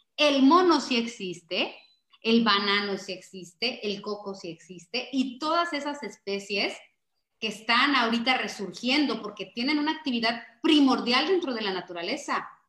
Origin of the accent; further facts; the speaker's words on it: Mexico; como mexicanos